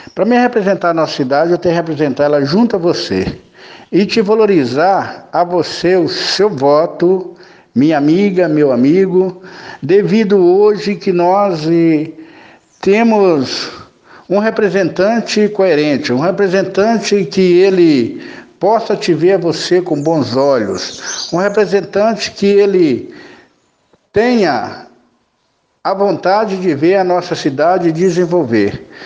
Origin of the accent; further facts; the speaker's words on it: Santana do Paraíso, Minas Gerais, Brazil; eu Sou nascido aqui em Santana do Paraíso, 14 de 11 do 66. É uma cidade que eu amo